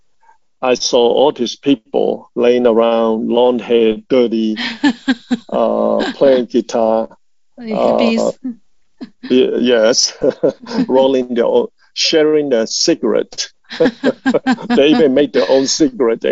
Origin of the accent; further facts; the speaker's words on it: Malaysia; moved away as an adult; now in United States; I grew up just a normal child and under British colony at the time. And my parents were from China, and I was born in Malaysia.